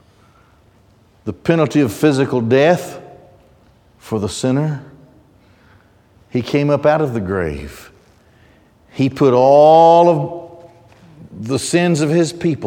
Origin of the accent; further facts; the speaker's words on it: United States; I'm an American